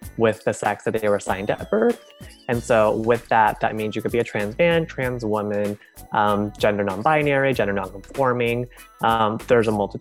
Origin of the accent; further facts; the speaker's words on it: Texas, United States; moved away as an adult; now in Los Angeles, United States; I grew up in Texas, but now I'm living in Los Angeles.